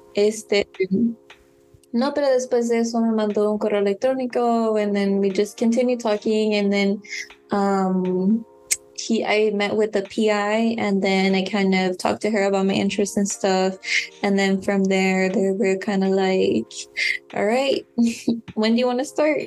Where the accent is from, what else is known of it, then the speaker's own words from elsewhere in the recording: San Mateo, California, United States; I grew up like in San Mateo, didn't grow up in San Francisco